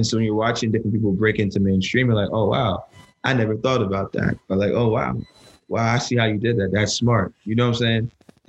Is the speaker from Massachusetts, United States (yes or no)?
no; New Jersey, United States; Like, you know, I'm from Jersey.